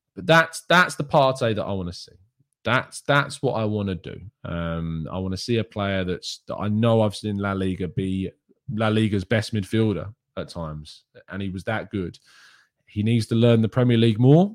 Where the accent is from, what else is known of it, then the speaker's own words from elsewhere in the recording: England, United Kingdom; I, as an English person